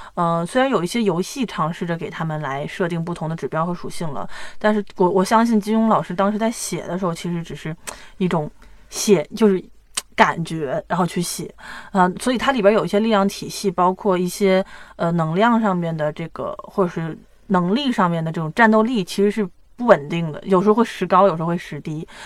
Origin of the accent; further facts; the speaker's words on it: China; 我们大陆这边